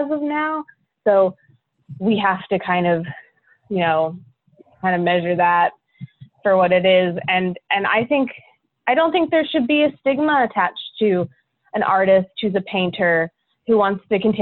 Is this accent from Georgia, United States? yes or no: no; Middletown, Delaware, United States; moved away as an adult; also born or lived in Greenville, North Carolina / Arkansas / Raleigh, North Carolina; now in North Carolina, United States; I'm a Yankee. I'm from Delaware, actually, originally, Middletown, Delaware